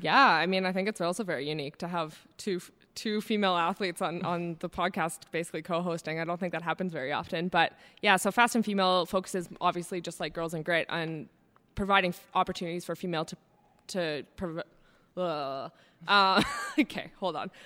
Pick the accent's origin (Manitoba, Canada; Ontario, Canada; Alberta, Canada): Alberta, Canada; Calgary; I grew up here in Calgary, Alberta